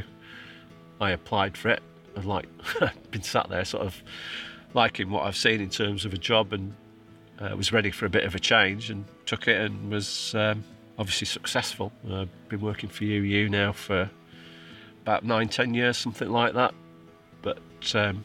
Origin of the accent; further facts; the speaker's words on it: Cumbria, North West England, United Kingdom; moved away as an adult; also born or lived in Oxfordshire / Cheshire / Lancashire; I'm from Cumbria originally. After I left school, went and worked on a farm down in Oxfordshire